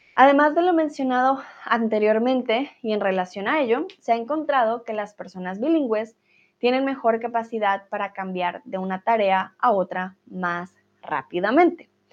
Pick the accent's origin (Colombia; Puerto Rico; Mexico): Colombia